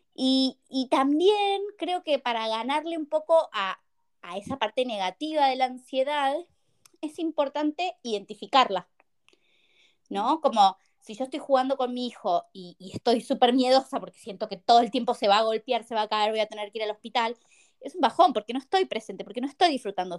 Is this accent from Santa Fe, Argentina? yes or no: no; Buenos Aires, Argentina; moved away as an adult; now in Madrid, Spain; soy argentina, eh, nací en Buenos Aires, viví en Buenos Aires y ahora estoy viviendo en Madrid.